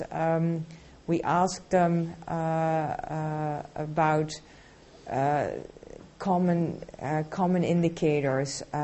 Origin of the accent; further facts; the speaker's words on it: Turkey; English is a second language; Hi, uh, I I came from Turkey. Uh, I am visiting scholar in uh, Cambridge University uh, about educational leadership.